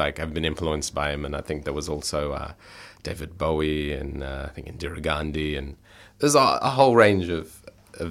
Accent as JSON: {"language": "English", "town": "Melbourne", "region": "Victoria", "country": "Australia", "tie": "born or raised there", "said": "I'm born and raised in Australia, but obviously my family is from a migrant background"}